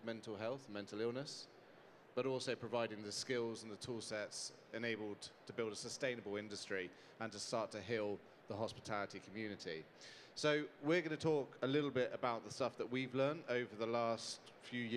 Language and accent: English; United Kingdom; I'm not from around here, I'm from the UK